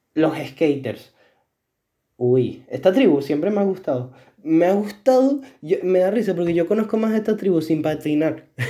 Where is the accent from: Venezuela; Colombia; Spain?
Venezuela; moved away; yo en mi etapa del colegio en Venezuela